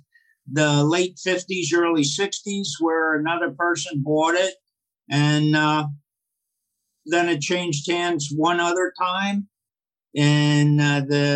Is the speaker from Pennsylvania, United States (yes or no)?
yes; Reading, Pennsylvania, United States; also born or lived in Lititz, Pennsylvania; I grew up in a suburb outside of Reading, Pennsylvania